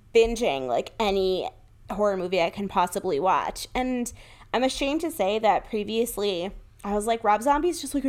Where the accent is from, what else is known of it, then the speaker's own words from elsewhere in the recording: Woodbury, Connecticut, United States; moved away; I don't want to put my hometown on blast, but it's Woodbury, Connecticut.